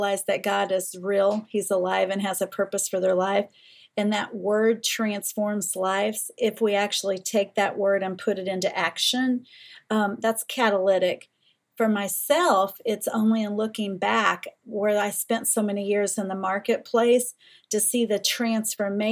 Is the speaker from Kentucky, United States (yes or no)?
yes; Eastern Kentucky, United States; Where I was raised in Eastern Kentucky